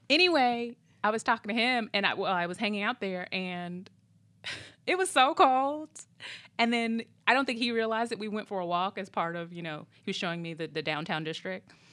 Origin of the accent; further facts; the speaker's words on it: Minneapolis, Minnesota, United States; moved away; also born or lived in Illinois; I grew up part of my time in, in, in Minneapolis.